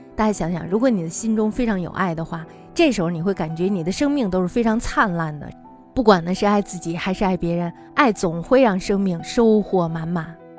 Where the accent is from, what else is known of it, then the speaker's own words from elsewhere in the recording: China; 我们中国人的思考